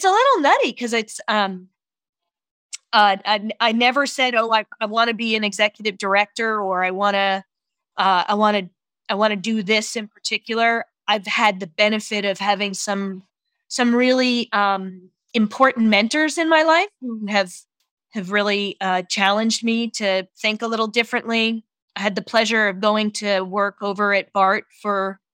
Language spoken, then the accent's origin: English; East Coast, United States; moved away as an adult; also born or lived in New York; now in San Francisco, United States; I'm originally from the East Coast